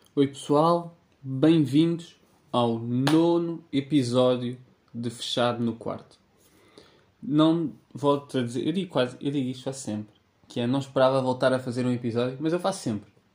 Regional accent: Sintra, Lisbon, Portugal; eu que sou um tipo de Sintra.

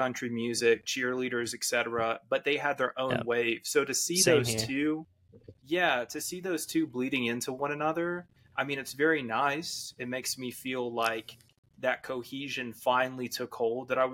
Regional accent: Leesburg, Georgia, United States; moved away as an adult; also born or lived in Atlanta, Georgia / Mexico City; now in Los Angeles, United States; I was born in Atlanta, but I grew up in this very small town, right? Leesburg, Georgia

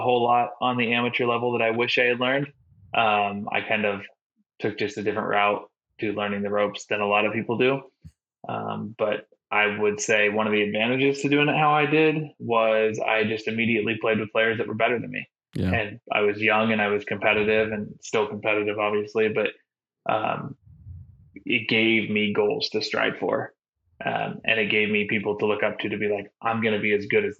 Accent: Oregon, United States; I am from the Pacific Northwest, grew up in Oregon, currently live about an hour south of Portland.

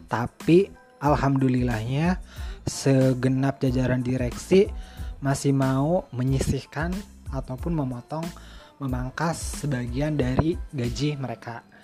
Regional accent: Cirebon, West Java, Indonesia; gue pribadi tahun ini gak bisa mudik lebaran ke kampung gue di Cirebon

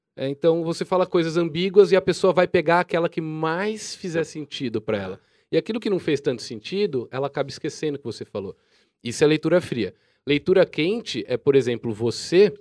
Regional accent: Jaú, São Paulo, Brazil; Eu sou de Jaú

